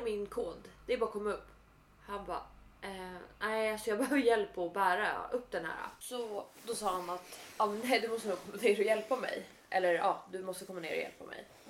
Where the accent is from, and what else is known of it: Italy; moved away